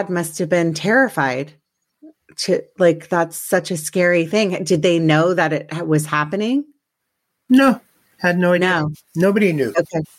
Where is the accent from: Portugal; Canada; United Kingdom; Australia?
Canada; Winnipeg, Manitoba; I was originally born in Winnipeg